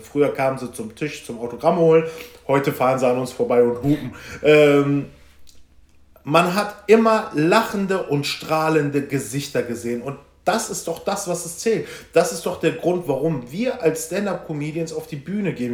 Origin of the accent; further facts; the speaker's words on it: Velbert, North Rhine-Westphalia, Germany; ich komme ja aus Felbert für die, die es nicht wissen, das ist Kreis Mettmann im Bergischen Land